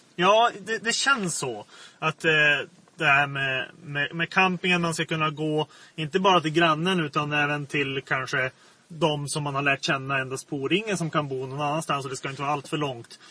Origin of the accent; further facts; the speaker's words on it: Kusmark, Västerbotten County, Sweden; moved away; jag kommer ursprungligen från Kusmark, den här byn